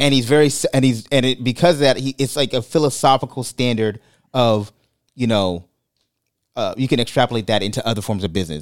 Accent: New York City, New York, United States; moved away; I'm from Brooklyn

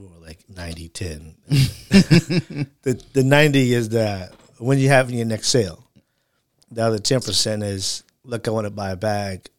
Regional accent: Chicago, Illinois, United States; I'm from Chicago, so we say Michael Jordan is our hero

